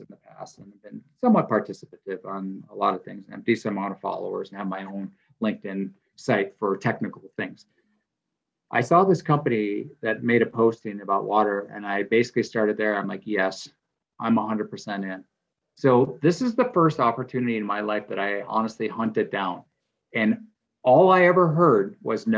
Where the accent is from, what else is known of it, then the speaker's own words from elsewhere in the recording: Wisconsin, United States; moved away; also born or lived in Pacific Northwest; I grew up in a dairy community. I'm originally from Wisconsin.